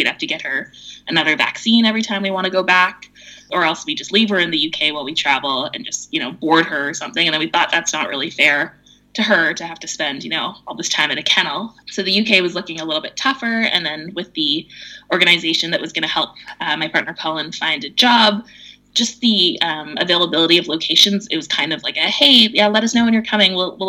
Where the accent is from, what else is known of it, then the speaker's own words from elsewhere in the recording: Vancouver, British Columbia, Canada; We're from Vancouver, which is pretty high cost of living.